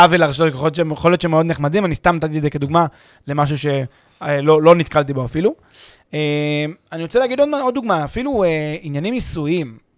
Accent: Israel; לנו כישראלים

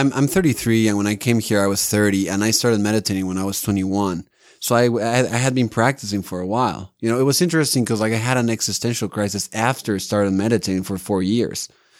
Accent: Mexico City, Mexico; moved away as an adult; now in Salt Lake City, United States; I'm from Mexico City.

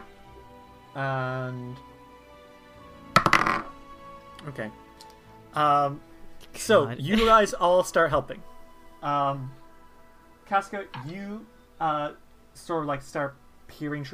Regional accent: Ireland; I'm Irish

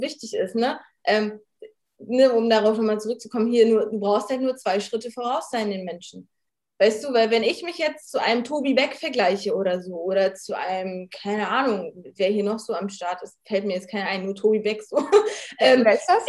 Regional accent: Rostock, Mecklenburg-Vorpommern, Germany; ich bin, äh, aus Rostock, ich bin vierundzwanzig

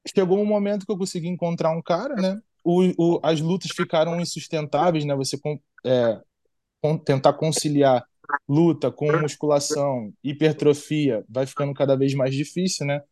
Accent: Nova Iguaçu, Rio de Janeiro, Brazil; moved away as an adult; now in United States; E da onde eu venho, eu venho da Baixada Fluminense, né? Venho de Nova Iguaçu.

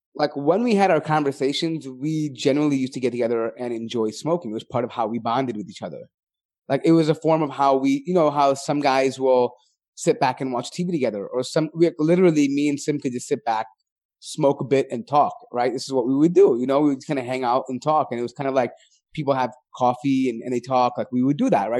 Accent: Chicago, Illinois, United States; being born and bred in America, like, especially for some of us that were living in Chi-, places like Chicago

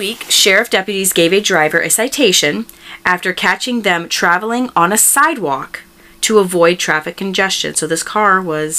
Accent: Tampa, Florida, United States; moved away; my hometown of Tampa, Florida.

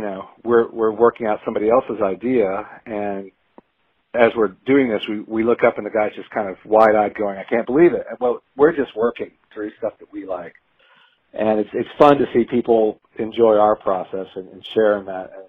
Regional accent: Baton Rouge, Louisiana, United States; moved away as an adult; now in Atlanta, United States; I grew up in Louisiana, but I moved to Atlanta uh, right out of high school

